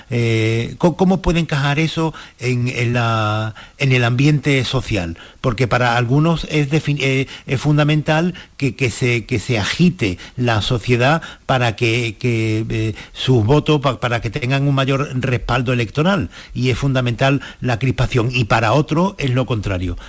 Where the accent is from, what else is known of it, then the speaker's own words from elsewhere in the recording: Andalusia, Spain; somos los andaluces